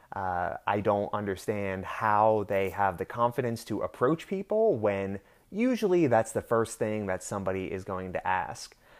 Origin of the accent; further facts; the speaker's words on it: Pennsylvania, United States; now in Florida, United States; I'm originally from Pennsylvania